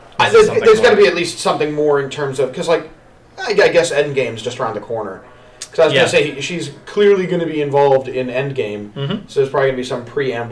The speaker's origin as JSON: {"language": "English", "town": "Danvers", "region": "Massachusetts", "country": "United States", "said": "I'm from Danvers."}